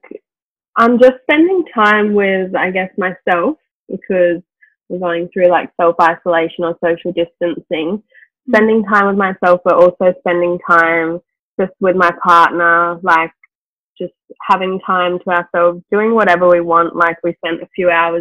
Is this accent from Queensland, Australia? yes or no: yes; Gold Coast, Queensland, Australia; I grew up on the Gold Coast. I've lived on the Gold Coast my whole life.